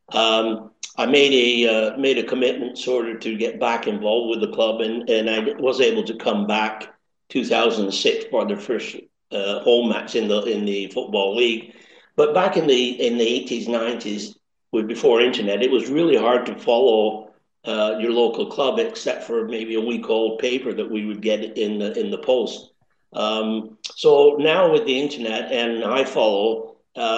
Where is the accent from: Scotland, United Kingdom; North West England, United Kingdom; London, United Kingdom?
North West England, United Kingdom; Accrington; accent: East Lancashire crossover Canadian; now in Canada; I was born and raised in Accrington